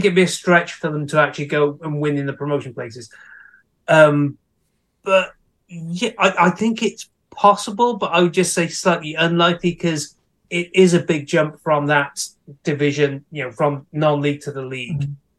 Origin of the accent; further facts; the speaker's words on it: Newport, Wales, United Kingdom; my hometown club, Newport